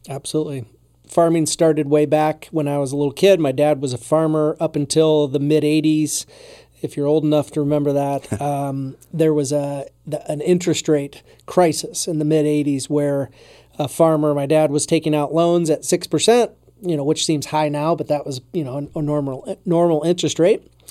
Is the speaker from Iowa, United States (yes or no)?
yes; Strawberry Point, Iowa, United States; also born or lived in Colorado / Des Moines; I grew up in Strawberry Point